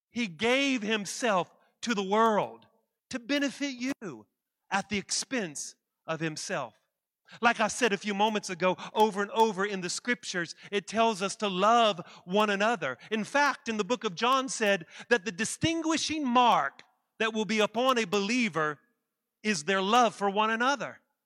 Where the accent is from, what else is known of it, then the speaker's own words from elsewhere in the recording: West Virginia, United States; I'm from West Virginia